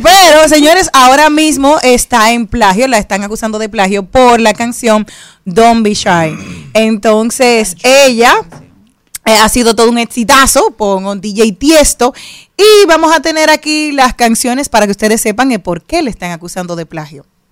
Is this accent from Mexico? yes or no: no; Dominican Republic; also born or lived in Spain